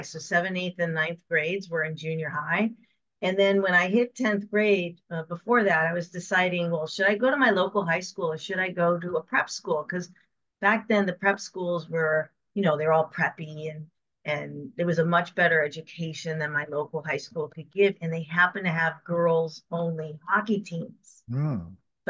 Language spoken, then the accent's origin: English; Connecticut, United States; So I grew up in Connecticut in the 70s